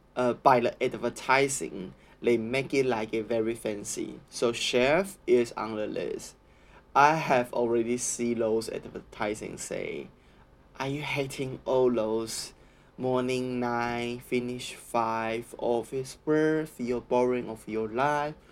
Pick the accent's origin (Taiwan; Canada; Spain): Taiwan; Taichung; English is a second language; moved away as an adult; now in Australia; in Taiwan, I'm from Taichung